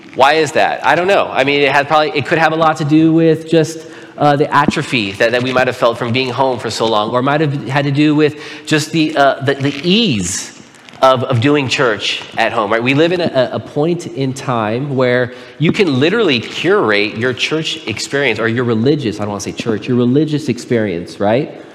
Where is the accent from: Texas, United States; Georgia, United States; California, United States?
California, United States; Pomona; I was born and raised in Pomona. I lived there for 17 years